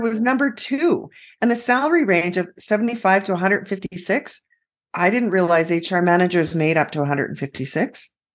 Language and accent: English; Western Canada, Canada; born or raised there